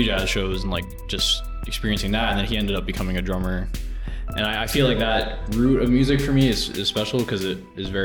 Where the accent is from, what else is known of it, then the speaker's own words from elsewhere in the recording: Tarrytown, New York, United States; I'm from Tarrytown, Sleepy Hollow